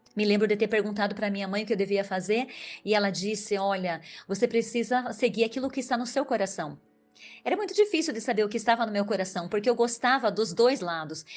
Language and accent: Portuguese; Irati, Paraná, Brazil; also born or lived in Prudentópolis, Paraná; nasci em Rio do Couro, Irati, Paraná. Minha família morou lá